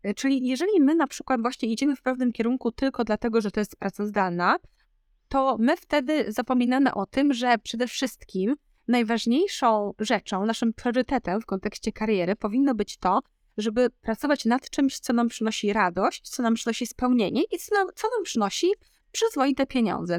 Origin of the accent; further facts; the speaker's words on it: Podkarpacie, Subcarpathian Voivodeship, Poland; moved away as an adult; also born or lived in Warsaw; ja pochodzę z małego miasta na Podkarpaciu